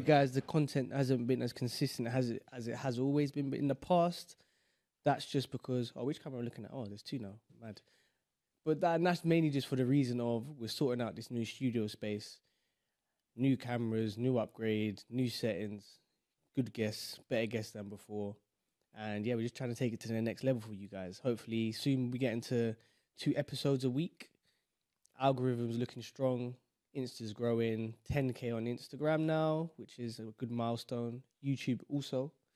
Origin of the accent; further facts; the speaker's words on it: London, United Kingdom; we are from London